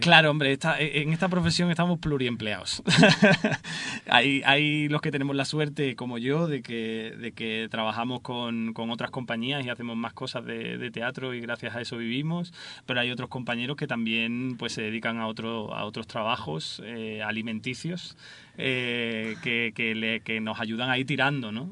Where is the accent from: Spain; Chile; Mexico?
Spain; Seville, Andalusia; moved away as an adult; now in Madrid, Spain; yo nací en Sevilla y, y nada, estudié allí en Sevilla